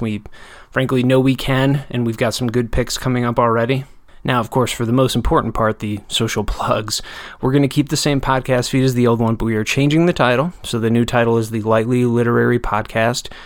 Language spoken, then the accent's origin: English; Janesville, Wisconsin, United States; my hometown Janesville